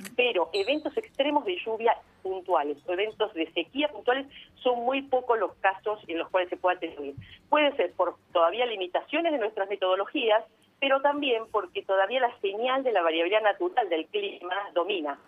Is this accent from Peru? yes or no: no; San Nicolás de los Arroyos, Buenos Aires Province, Argentina; yo nací en San Nicolás, mi mamá es de San Nicolás